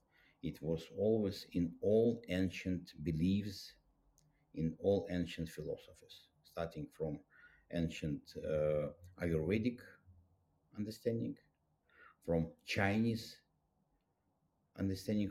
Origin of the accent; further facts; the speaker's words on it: Russia; I was raised up in Soviet Union